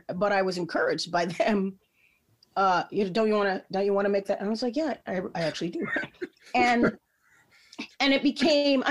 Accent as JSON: {"language": "English", "region": "Midwest", "country": "United States", "lives_now": "Chicago, United States", "said": "I'm a Midwesterner"}